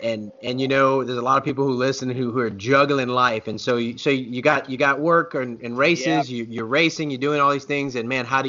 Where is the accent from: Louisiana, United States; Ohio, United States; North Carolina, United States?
Louisiana, United States; now in Oklahoma, United States; and I'm from Louisiana and now live in Oklahoma, man.